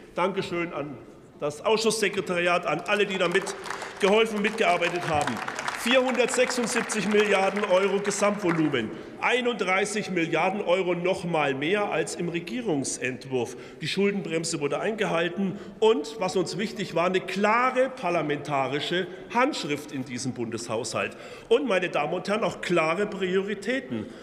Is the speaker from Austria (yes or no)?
no; Franconia, Bavaria, Germany; ich komme ja aus Franken